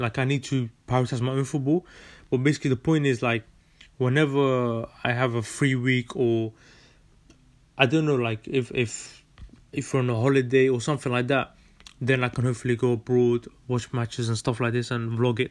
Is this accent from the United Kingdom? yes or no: yes; London, United Kingdom; also born or lived in Netherlands; I was born in Holland and uh, in 1999, 30th of May 1999, and moved to London in 2007. And yeah, I've been living here since.